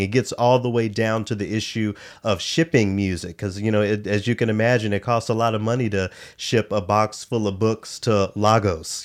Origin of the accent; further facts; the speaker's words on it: Memphis, Tennessee, United States; Growing up in Memphis